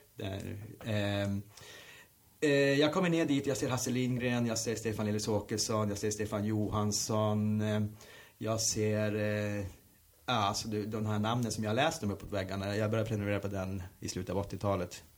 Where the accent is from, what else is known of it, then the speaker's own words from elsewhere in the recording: Luleå, Norrbotten County, Sweden; moved away as an adult; now in Stockholm, Sweden; på bostadsområdet Hertsön där jag växte upp